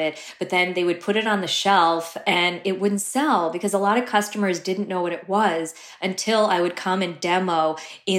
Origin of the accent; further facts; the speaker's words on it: New Jersey, United States; also born or lived in Brooklyn; I grew up in Jersey